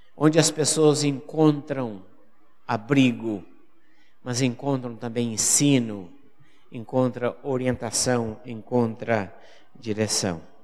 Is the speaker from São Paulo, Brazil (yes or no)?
no; Paraná, Brazil; moved away as an adult; also born or lived in Fortaleza, Ceará; Eu sou do Paraná, fui pastor no Paraná